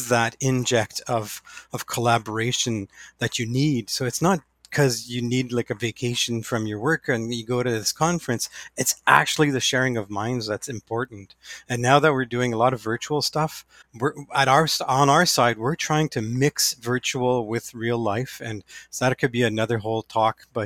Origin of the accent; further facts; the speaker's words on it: New Liskeard, Ontario, Canada; I am from New Liskeard, Ontario, so just north of North Bay